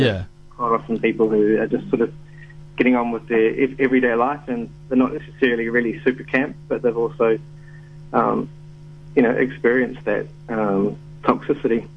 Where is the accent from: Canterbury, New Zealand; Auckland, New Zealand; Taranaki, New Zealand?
Taranaki, New Zealand; New Plymouth; growing up in New Zealand, I grew up in um, New Plymouth